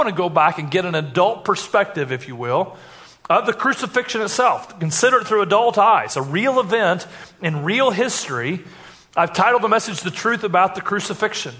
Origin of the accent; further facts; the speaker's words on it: Indiana, United States; I grew up in Troop Elementary School in Indiana